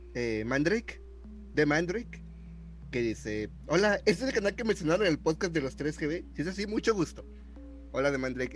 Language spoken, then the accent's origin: Spanish; Mexico; somos mexicanos